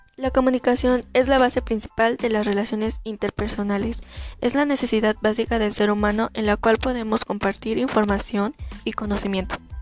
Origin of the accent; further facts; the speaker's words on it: Sosutla, Yahualtepec, Puebla, Mexico; Soy de San Miguel, Sosutla, Yahualtepec, Puebla